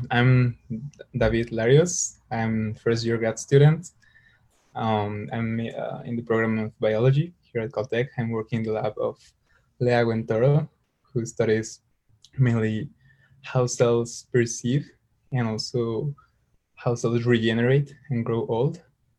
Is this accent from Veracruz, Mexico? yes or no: yes; Veracruz, Mexico; moved away as an adult; now in Pasadena, United States; I'm from Mexico. From my home state is Veracruz